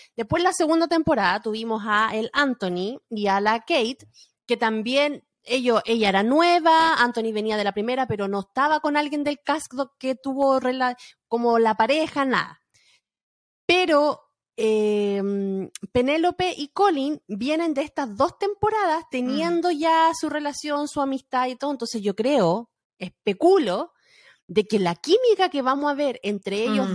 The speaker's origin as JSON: {"language": "Spanish", "country": "Chile", "moved": "yes", "said": "nuestro chip de chilena"}